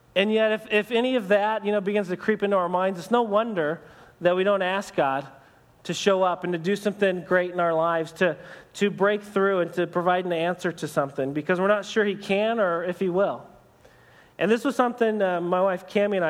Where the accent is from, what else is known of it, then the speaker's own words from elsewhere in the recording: United States; for us as American Christians